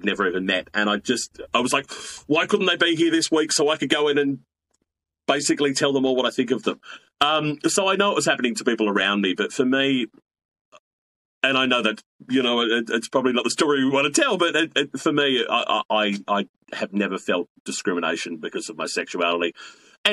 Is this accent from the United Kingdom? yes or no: no; Blacktown, New South Wales, Australia; I grew up in the heart of suburbia in Western Sydney. You know, I grew up in Blacktown.